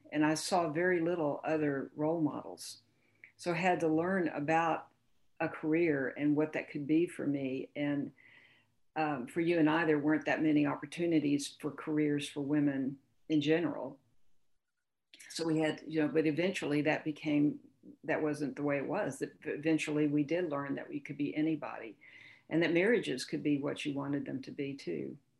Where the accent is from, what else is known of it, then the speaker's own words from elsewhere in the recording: Houston, Texas, United States; I lived on a block in Houston. I grew up in Houston